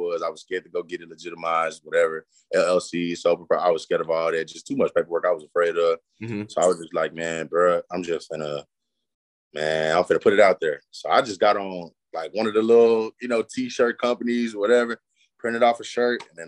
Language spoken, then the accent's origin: English; Forrest City, Arkansas, United States; also born or lived in Milwaukee / New Orleans / Houston; I've been in Forest City since the third grade. That's all I know.